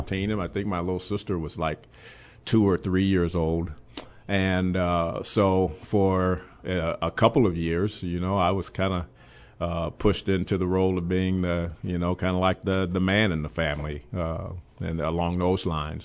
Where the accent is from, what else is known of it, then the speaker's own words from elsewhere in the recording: Chicago, Illinois, United States; also born or lived in Memphis; I gr-, really grew up on the west side of Chicago.